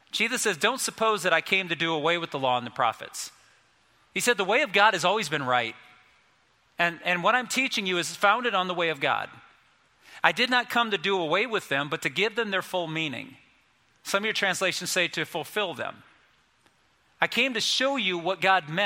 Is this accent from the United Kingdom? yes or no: no; United States; we're American.